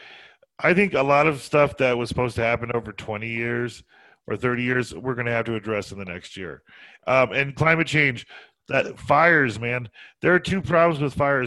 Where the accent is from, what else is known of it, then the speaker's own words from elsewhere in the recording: Colorado, United States; also born or lived in New Jersey / the South; We grew up in Colorado